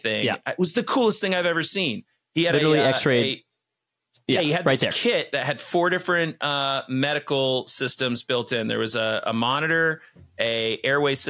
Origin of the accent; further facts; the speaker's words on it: Vermont, United States; I dialed into my home state